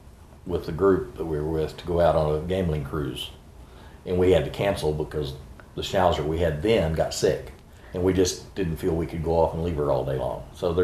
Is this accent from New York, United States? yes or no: no; Oklahoma City, Oklahoma, United States; Born and raised and grew up in the south side of Oklahoma City and went off to the Navy and came back here.